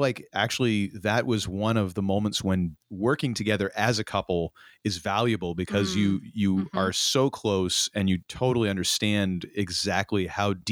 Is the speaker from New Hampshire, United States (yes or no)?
yes; Hampton Beach, New Hampshire, United States; moved away; growing up in New Hampshire, Hampton Beach